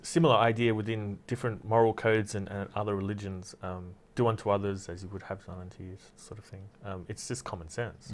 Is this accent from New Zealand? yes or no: no; Australia; I'm from Australia